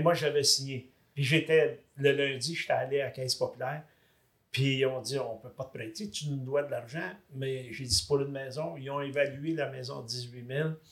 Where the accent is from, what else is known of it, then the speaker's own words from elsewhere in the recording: Tingwick, Quebec, Canada; je suis natif de la région des Cantons de l'Est, d'un petit village irlandais qui s'appelle Tinwick. Saint Patrice, le patron des Irlandais. Saint Patrice de Tinwick